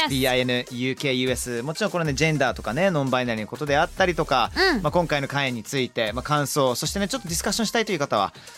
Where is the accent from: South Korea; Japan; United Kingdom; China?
United Kingdom; Somerset, South West England; 僕の地元サマーセットっていうところなんですけれども